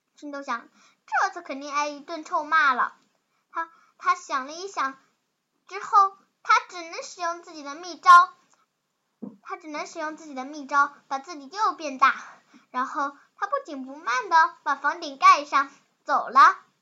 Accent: Changzhou, Jiangsu, China; 我是来自常州的

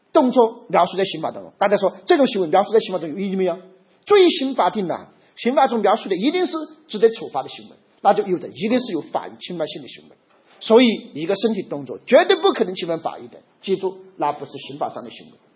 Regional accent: China; 我们中国人

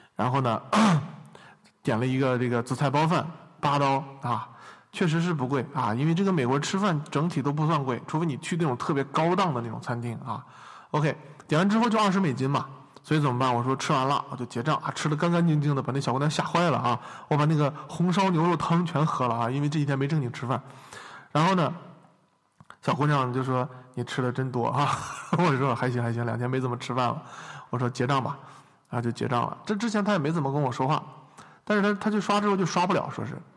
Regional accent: China; moved away; 我从中国

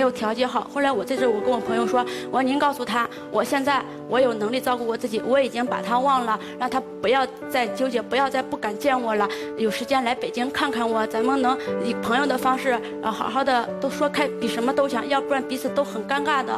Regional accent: Handan, Hebei, China; 我老家是邯郸

